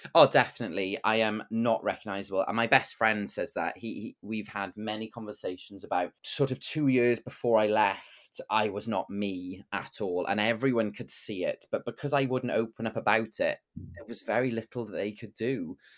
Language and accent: English; Bridgend, Wales, United Kingdom; I grew up in Bregend in the nineties